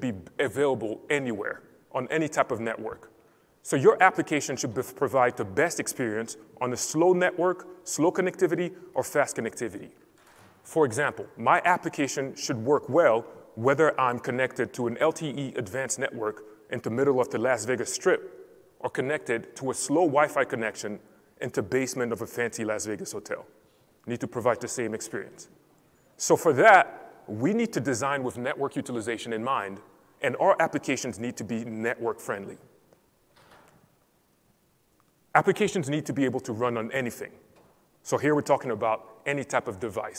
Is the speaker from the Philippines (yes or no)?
no; Cameroon; I'm originally from Cameroon.